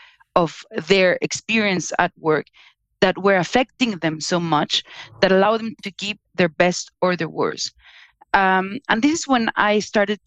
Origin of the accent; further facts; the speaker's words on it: Mexico; also born or lived in Germany / United States; now in Spain; I'm originally from Mexico. I live in Spain, but I also worked in Germany and in the US.